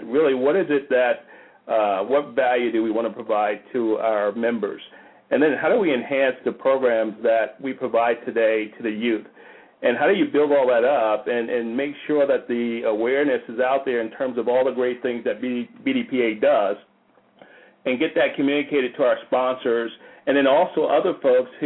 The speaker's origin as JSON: {"language": "English", "town": "Paterson", "region": "New Jersey", "country": "United States", "tie": "born or raised there", "moved": "as an adult", "lives_now": "Atlanta, United States", "said": "I grew up in Paterson, New Jersey"}